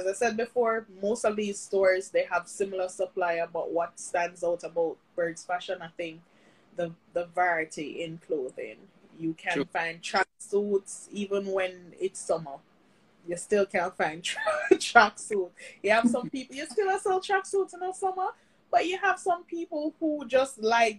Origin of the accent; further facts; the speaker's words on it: Saint Catherine, Jamaica; Even when, because I'm from St. Catherine, when I was on lockdown, I find an excuse, I pass the borders, and I still try and deliver.